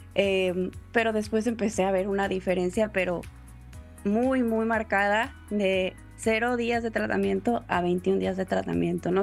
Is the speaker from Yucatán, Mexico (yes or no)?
no; Tampico, Tamaulipas, Mexico; also born or lived in Puebla; Yo soy originaria de Tampico, Tamaulipas